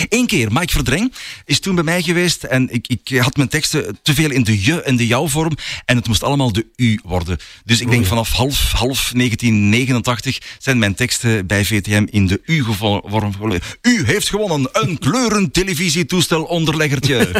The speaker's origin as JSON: {"language": "Dutch", "region": "Flanders", "country": "Belgium", "accent": "Flemish", "said": "met de Vlaamse tongval"}